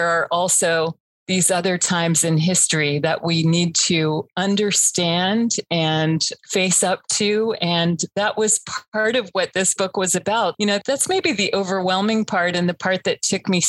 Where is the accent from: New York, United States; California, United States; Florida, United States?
Florida, United States; I grew up in Florida